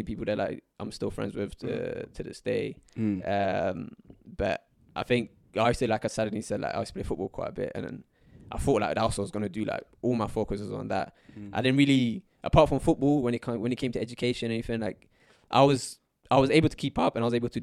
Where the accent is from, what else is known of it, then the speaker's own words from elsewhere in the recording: London, United Kingdom; English is a second language; we moved to London. Like, all my family's in London. Like, most of them in London now.